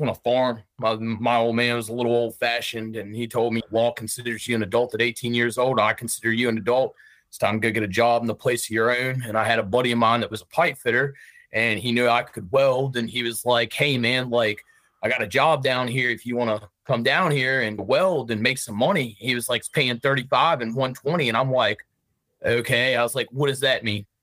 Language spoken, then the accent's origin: English; Richmond, Virginia, United States; I'm from Richmond, Virginia